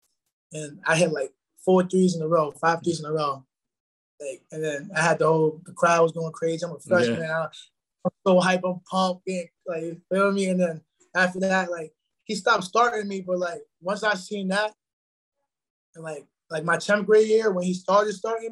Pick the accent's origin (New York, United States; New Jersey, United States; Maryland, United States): New York, United States; Peekskill; moved away as an adult; now in Rhode Island, United States; growing up in Peekskill